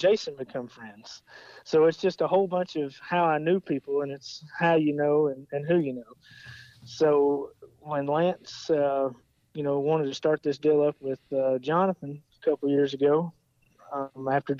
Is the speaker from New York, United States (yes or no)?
no; Arkansas, United States; moved away; I'm originally from Arkansas. You know, I've always grown up around racing.